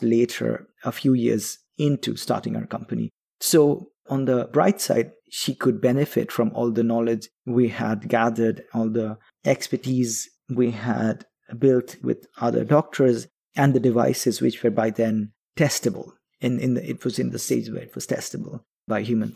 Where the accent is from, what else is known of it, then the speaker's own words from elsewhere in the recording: Kolkata, West Bengal, India; moved away; also born or lived in London; we grew up together in Calcutta, which is in east of India.